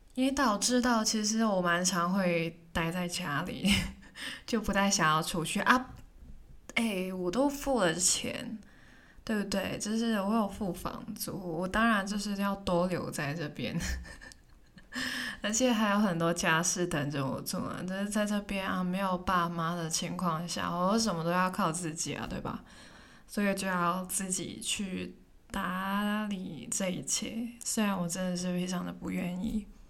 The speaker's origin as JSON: {"language": "Chinese", "country": "Hong Kong", "moved": "as an adult", "lives_now": "Taipei, Taiwan", "said": "我也是香港人"}